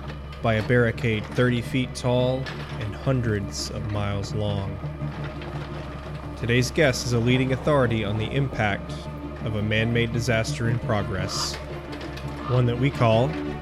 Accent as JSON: {"language": "English", "town": "Memphis", "region": "Tennessee", "country": "United States", "said": "I am from Memphis."}